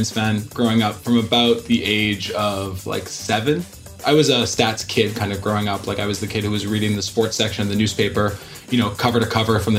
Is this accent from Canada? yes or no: yes; Montreal, Quebec, Canada; now in United Kingdom; I'm from Montreal, Canada, actually, is where I come from originally. I live in the UK now, so a Canadian from the UK